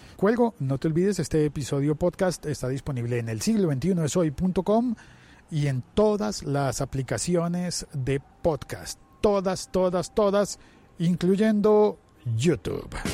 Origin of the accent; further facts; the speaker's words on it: Colombia; en mi país, en Colombia